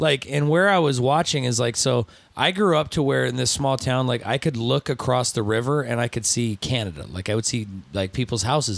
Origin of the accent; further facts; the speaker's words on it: Osceola, Indiana, United States; I grew okay, up so I grew up hanging out in Osceola, Indiana, which was near South Bend, which is where Notre Dame is.